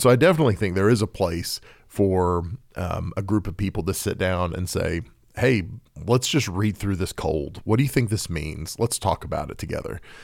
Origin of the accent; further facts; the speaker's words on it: Oklahoma, United States; I'm, I'm from Oklahoma